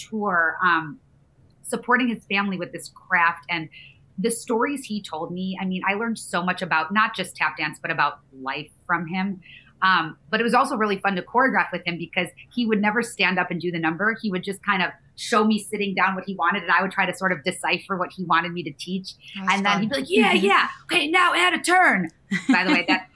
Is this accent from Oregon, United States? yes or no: no; Michigan, United States; moved away as an adult; now in New York, United States; I'm from Michigan and I had just gotten to New York.